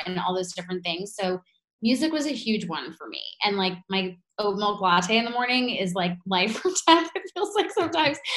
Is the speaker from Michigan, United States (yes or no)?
no; New York, United States; being a New Yorker